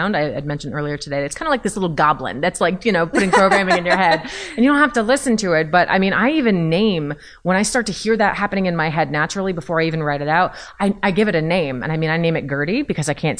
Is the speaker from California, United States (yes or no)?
no; New Jersey, United States; I'm from Jersey.